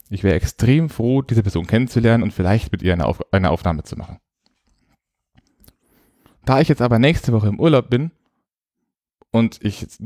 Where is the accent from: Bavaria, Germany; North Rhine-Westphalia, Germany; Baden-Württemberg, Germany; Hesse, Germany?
Bavaria, Germany; ich komme aus Nordbayern und wo ich aufgewachsen bin, gab es nicht so viele Freizeitparks.